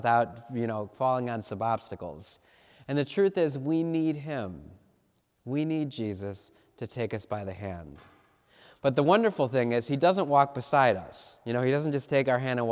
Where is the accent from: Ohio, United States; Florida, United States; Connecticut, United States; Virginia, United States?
Ohio, United States; Cleveland; I'm from Cleveland